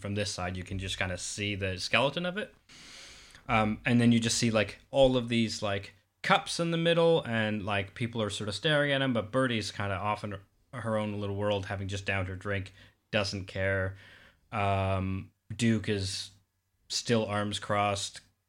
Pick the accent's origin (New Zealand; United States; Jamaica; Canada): Canada; Calgary, Alberta; I grew up in Calgary, Canada, and we had A&E, which I think is arts and entertainment